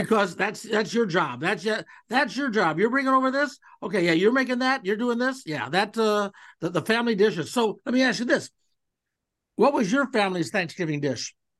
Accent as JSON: {"language": "English", "town": "Cleveland", "region": "Ohio", "country": "United States", "tie": "born or raised there", "said": "I grew up in Cleveland"}